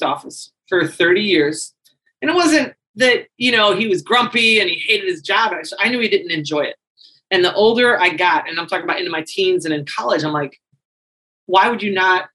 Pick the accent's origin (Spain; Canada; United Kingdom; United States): United States; St. Louis, Missouri; moved away as an adult; also born or lived in Chicago / Japan; I'm from St. Louis. I wanted to explore life outside of St. Louis.